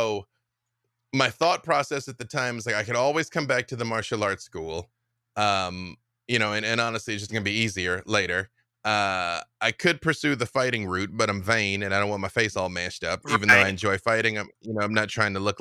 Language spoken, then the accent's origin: English; Arkansas, United States; I grew up with them in Arkansas